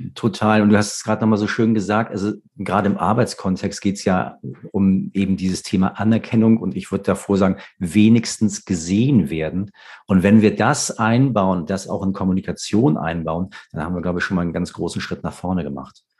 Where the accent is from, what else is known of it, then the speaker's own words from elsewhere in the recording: Hamburg, Germany; als Hamburger